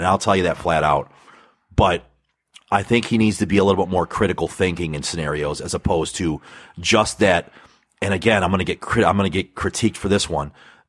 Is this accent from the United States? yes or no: yes; Michigan, United States; I'm actually from Michigan.